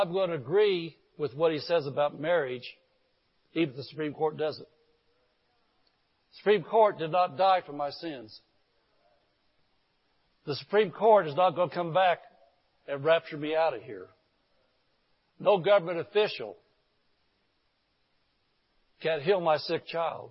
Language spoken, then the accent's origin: English; Indianapolis, Indiana, United States; the area I grew up in Indianapolis was called the Garfield area